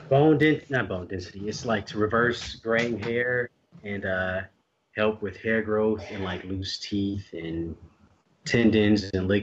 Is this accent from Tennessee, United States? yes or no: yes; Nashville, Tennessee, United States; also born or lived in Huntsville; now in Chicago, United States; I was born in Chicago, and I lived in a few different places growing up. From Chicago, I moved to Huntsville, Alabama when I was like 8. I lived there for a few years, and then Nashville, Tennessee from like 4th grade, 5th grade up until my freshman year of college.